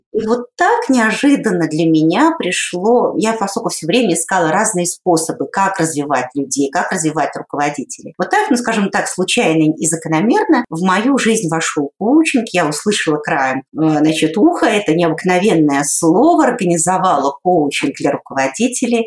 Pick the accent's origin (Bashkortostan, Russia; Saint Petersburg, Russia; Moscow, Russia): Saint Petersburg, Russia; я сама родом из Санкт-Петербурга